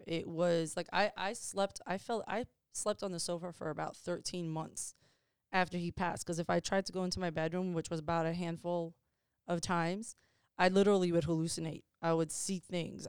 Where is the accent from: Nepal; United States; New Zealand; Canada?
United States; Chappaqua, New York; moved away; we grew up in Westchester County and I grew up in Chappaqua, New York